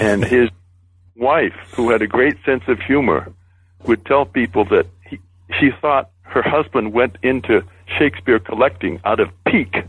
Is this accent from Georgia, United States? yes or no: no; Boston, Massachusetts, United States; I was born in Boston and raised in New England.